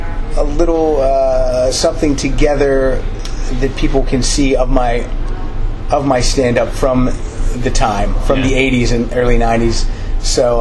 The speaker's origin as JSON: {"language": "English", "region": "Pennsylvania", "country": "United States", "also_born_or_lived": "Chicago", "moved": "as an adult", "lives_now": "Los Angeles, United States", "said": "I'm originally from Pennsylvania"}